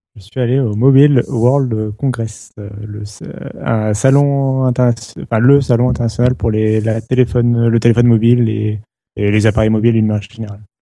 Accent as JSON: {"language": "French", "country": "France", "said": "chez nous en France"}